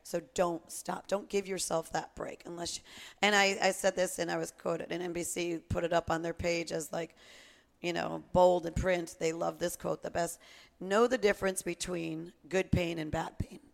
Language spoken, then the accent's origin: English; Connecticut, United States; growing up in Connecticut